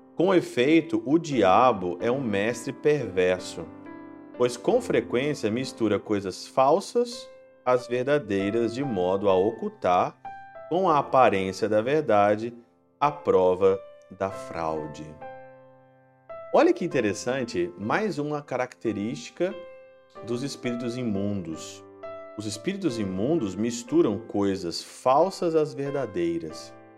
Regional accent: Minas Gerais, Brazil; na minha terra, na região de Minas Gerais, muito famoso São Sebastião desde criança

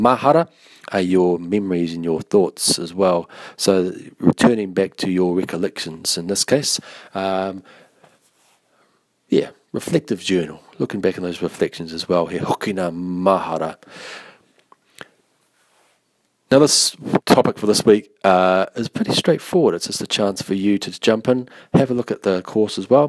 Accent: Taranaki, New Zealand; no Taranaki ahau, I'm from Taranaki

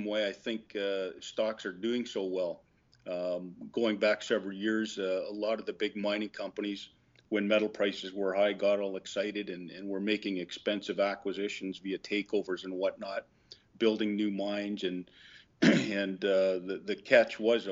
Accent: Vancouver, British Columbia, Canada; I'm from Canada, from Vancouver

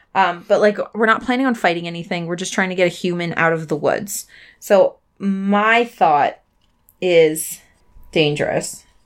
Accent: Pennsylvania, United States; I'm from the cities of Pennsylvania

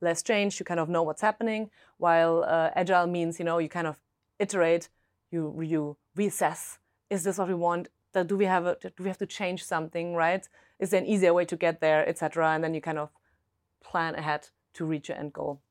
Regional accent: Germany; accent: German; English is a second language; moved away; originally I'm German, if my accent hasn't given it away

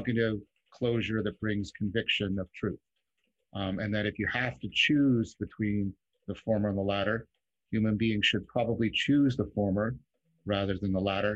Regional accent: Canada; as a Canadian

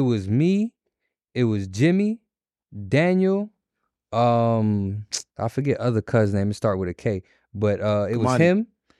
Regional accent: Jamaica; I'm Jamaican. I'm Jamaican to my core. You can't tell me I'm from nowhere else. I'm never going to be. I'm Jamaican.

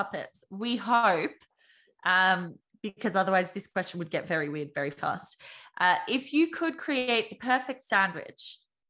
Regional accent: Australia; I'm Australian.

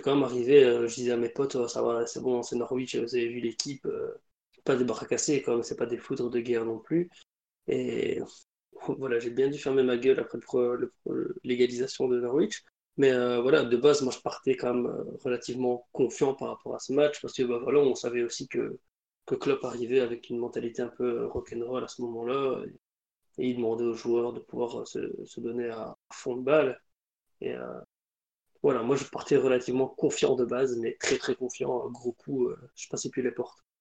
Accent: Belgium; en tant que Belge

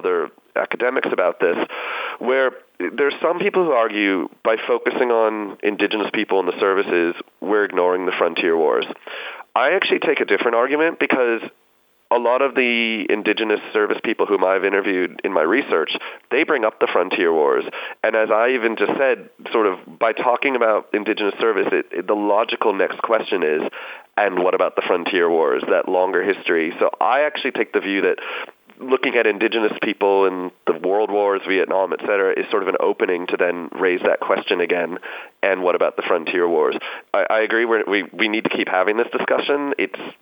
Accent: United States; now in Australia; I grew up in the U.S.

